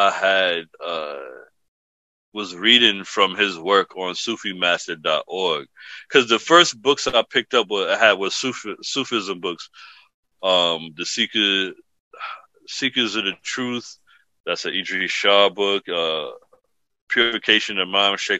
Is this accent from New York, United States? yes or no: yes; New York City, New York, United States; moved away as an adult; also born or lived in Hayward, California; now in Pennsylvania, United States; the apartment I was born into in the Bronx